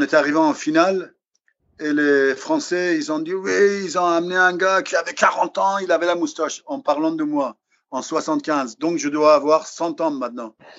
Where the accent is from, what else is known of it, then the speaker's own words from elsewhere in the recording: Iran; now in France; depuis que j'ai quitté l'Iran